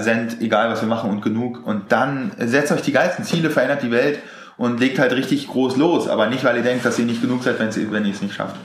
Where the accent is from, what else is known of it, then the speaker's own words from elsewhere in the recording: Germany; so sind wir einfach aufgewachsen hier in Deutschland.